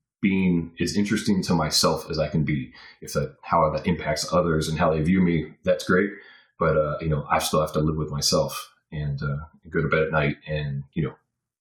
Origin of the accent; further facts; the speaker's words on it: North Carolina, United States; born there; And I'm like, conveniently, I was born in North Carolina, yet we do not sound the same.